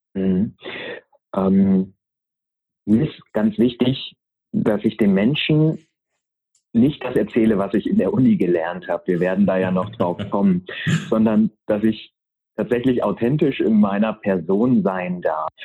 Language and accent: German; near Uelzen, Lüneburg Heath, Lower Saxony, Germany; Ich bin bei Uelzen in der Lüneburger Heide geboren ähm, und bin Sohn eines Pastors, mhm. bin also sehr, sehr christlich und äh, altruistisch